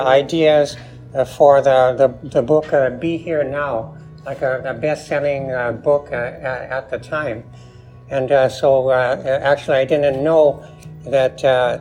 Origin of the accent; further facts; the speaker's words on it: San Francisco, California, United States; also born or lived in Taos, New Mexico; I grew up also around San Francisco, and before it was Silicon Valley, unfortunately.